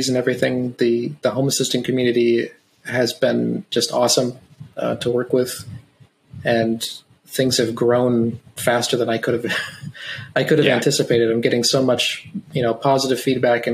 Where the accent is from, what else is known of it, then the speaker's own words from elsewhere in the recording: Wyoming, United States; first language English; moved away; I'm from Wyoming originally, the big square state